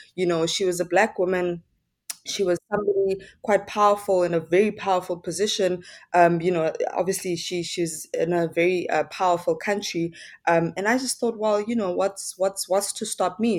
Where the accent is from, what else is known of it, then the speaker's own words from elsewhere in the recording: Johannesburg, Gauteng, South Africa; I'm from, born and bred in Soweto, Johannesburg